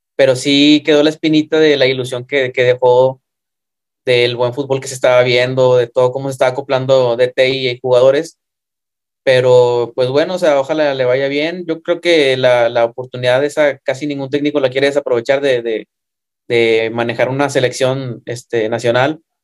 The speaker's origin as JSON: {"language": "Spanish", "country": "Mexico", "said": "somos mexicanos"}